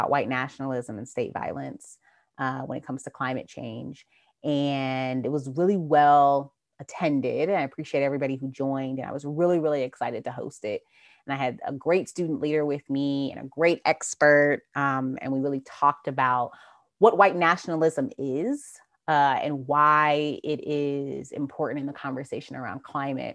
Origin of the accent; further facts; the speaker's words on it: New Jersey, United States; moved away as an adult; now in Georgia, United States; I'm from New Jersey, but I've been in Georgia since 2006.